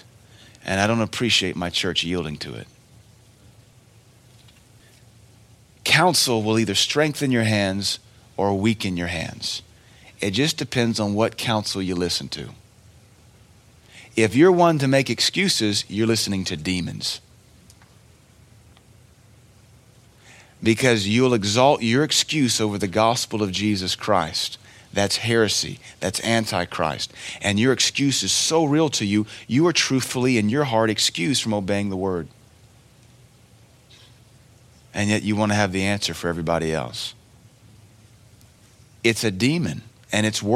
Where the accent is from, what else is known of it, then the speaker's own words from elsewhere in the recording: Cookeville, Tennessee, United States; I love Cookville. This is my hometown.